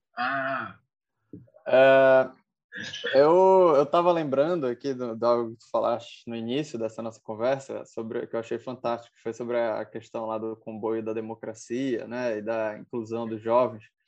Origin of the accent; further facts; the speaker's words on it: Belém, Pará, Brazil; Eu sou, sou de Belém do Pará, aqui na Amazônia